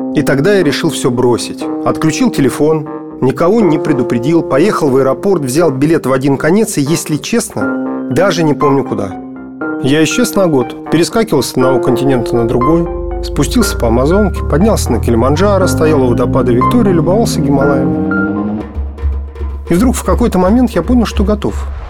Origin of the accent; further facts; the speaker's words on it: Moscow, Russia; родился, учился в Москве